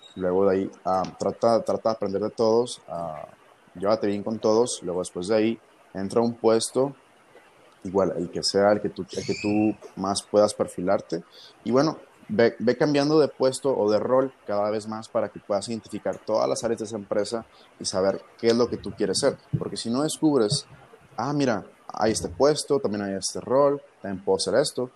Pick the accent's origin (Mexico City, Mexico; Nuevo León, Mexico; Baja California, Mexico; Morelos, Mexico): Baja California, Mexico; Ensenada; moved away as an adult; now in Monterrey, Mexico; tengo 22 años, soy de Ensenada, Baja California.